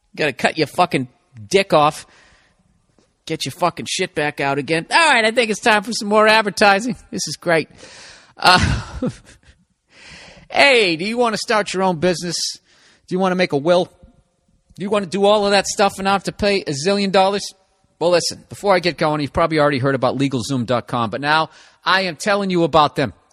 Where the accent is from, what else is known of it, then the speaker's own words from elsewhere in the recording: Boston, Massachusetts, United States; accent: Boston; my Boston accent coming back